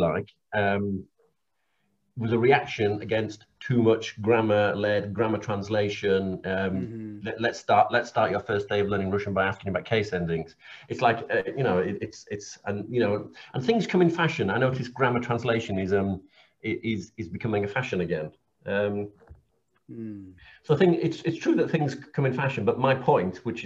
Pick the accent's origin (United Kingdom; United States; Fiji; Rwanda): United Kingdom; Cumbria, North West England; moved away; I'm from Cumbria